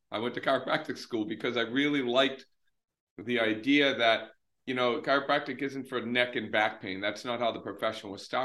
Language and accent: English; north of Boston, Massachusetts, United States; I am about 20 minutes north of Boston, so in Massachusetts, up in New England, and I've been there for most of my life